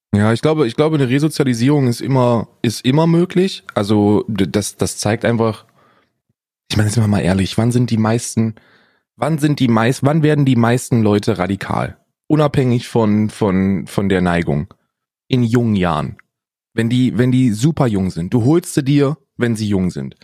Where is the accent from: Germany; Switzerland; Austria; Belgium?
Germany; Northern Hesse; Ich bin ja in Hessen aufgewachsen, in Nordhessen